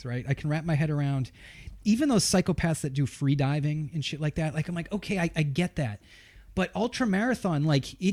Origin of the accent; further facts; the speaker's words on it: New England, United States; I'm from New England